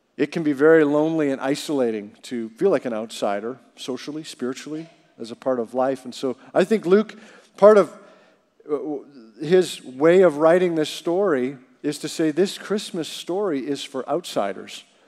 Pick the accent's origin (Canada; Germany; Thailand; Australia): Canada; growing up in Canada